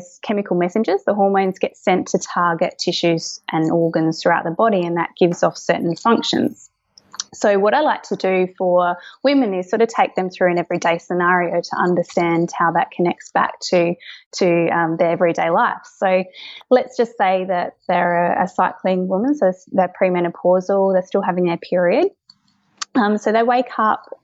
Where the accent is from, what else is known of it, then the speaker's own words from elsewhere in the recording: Kangaroo Island, South Australia, Australia; now in Adelaide, Australia; I grew up on Kangaroo Island. So I had an amazing childhood, grew up on a cattle farm over there